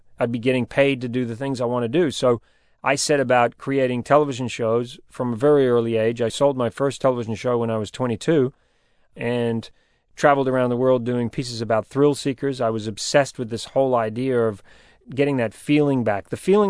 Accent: New Zealand; accent: New Zealand; I'm a New Zealander. My accent has changed a little bit, but I've spent my life living around the world, and so my accent is pretty mixed up. But when I was going for Survivor, I had a very New Zealand accent

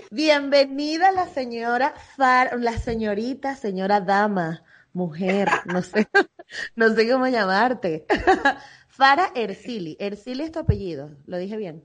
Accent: Venezuela; now in Barcelona, Spain

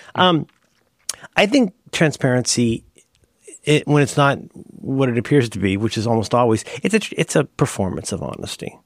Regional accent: Ohio, United States; I'm from Ohio

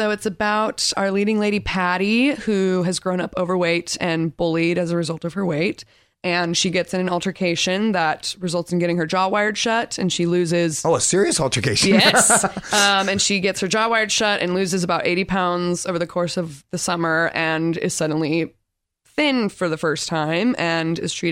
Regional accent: Torrance, California, United States; I'm from Torrance, California.

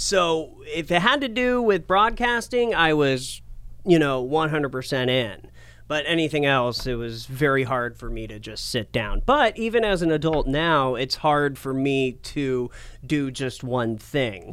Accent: Portland, Oregon, United States; moved away as an adult; also born or lived in Asheville, North Carolina / New Mexico / Medford, Oregon; Born in North Carolina, but raised in Portland

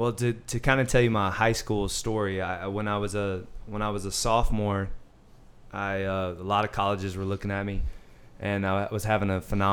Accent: Birmingham, Alabama, United States; Birmingham, Alabama. So

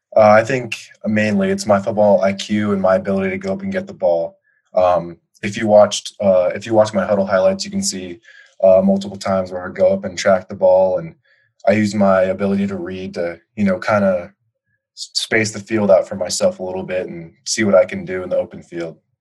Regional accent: Colorado, United States; my uh, my home state

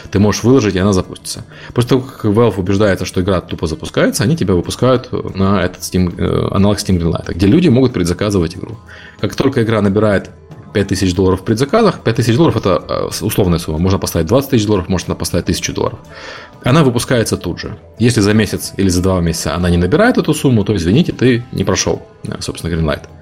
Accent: Ukraine; мне по акценту действительно никто не верит, что я из Украины. Все пытаются угадывать акцент. Э, акцент действительно странный.

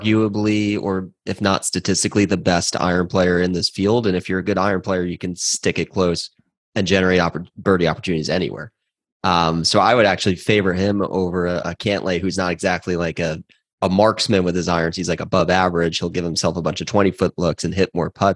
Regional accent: Long Island, New York, United States; I grew up on Long Island

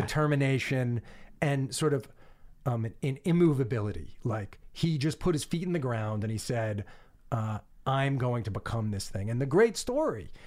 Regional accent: Long Island, New York, United States; as a kid growing up on Long Island

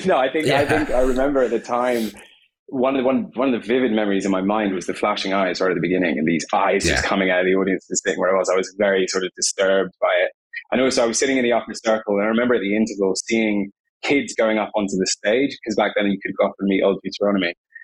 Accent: Scotland, United Kingdom; By the way, I'm Scottish. I'm half Scottish. Okay. My parents are English, so my accent might sound confusing.

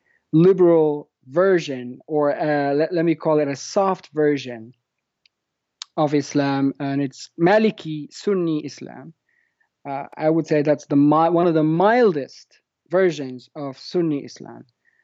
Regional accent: Fez, Fès-Meknès, Morocco; born there; So I was born in Fez, Morocco, which is a medieval city. It's a beautiful city, by the way.

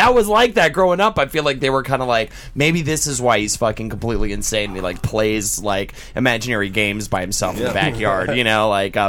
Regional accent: the South, United States; I'm from the South

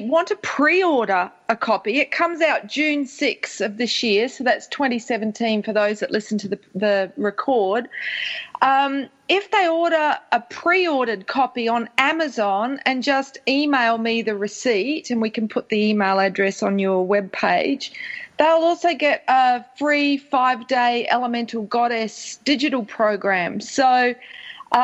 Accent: Australia; that comes with being an Australian

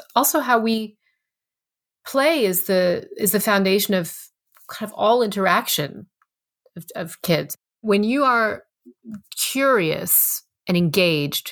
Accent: Lehigh Valley, Pennsylvania, United States; I grew up in the Lehigh Valley, Pennsylvania, which is only 90 some miles from New York City

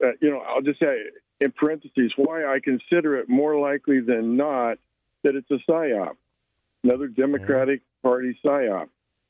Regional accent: San Francisco Bay Area, California, United States; now in Bellingham, United States; I grew up in San Francisco Bay Area

